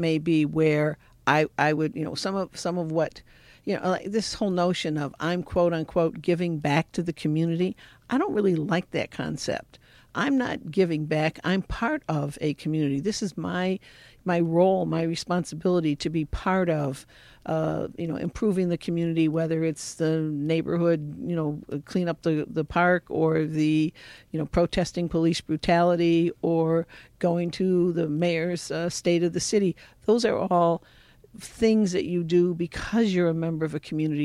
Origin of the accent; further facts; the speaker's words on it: Detroit, Michigan, United States; I grew up in the Detroit Catholic worker movement. My parents, uh, started the Catholic worker in Detroit in nineteen thirty-seven